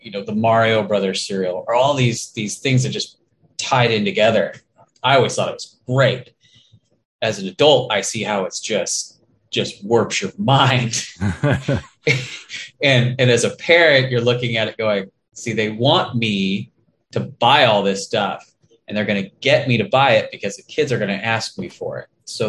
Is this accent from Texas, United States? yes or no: no; Escondido, California, United States; now in Inland Empire, United States; We're both from Escondido, right. California